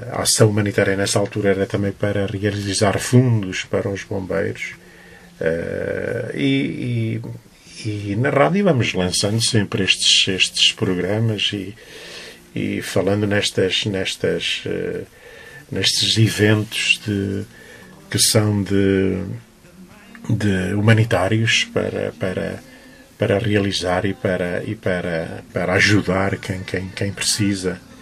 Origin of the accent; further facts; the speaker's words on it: Loriga, Centro, Portugal; foi a terra que me viu nascer, que me viu crescer